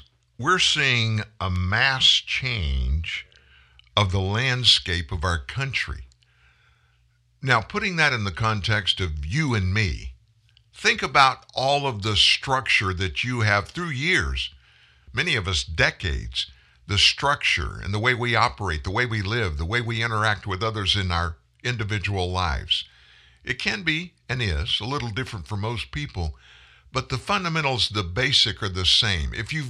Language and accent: English; Louisiana, United States; I'm not a Cajun, which I am a Cajun from South Louisiana, but I'm not just that.